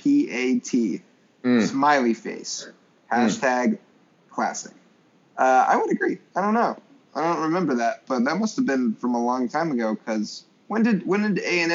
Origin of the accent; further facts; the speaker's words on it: Lubbock, Texas, United States; But really, entire Leach era growing up in Lubbock was so much fun during this time.